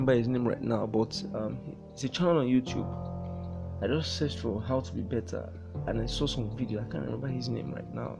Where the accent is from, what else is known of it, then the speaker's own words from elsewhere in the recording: Warri, Delta, Nigeria; I was born in the Federal Republic of Nigeria in the year 1997 in a town called Warri. Warri, Niger Delta, that's Delta State. I did all my formal schooling there.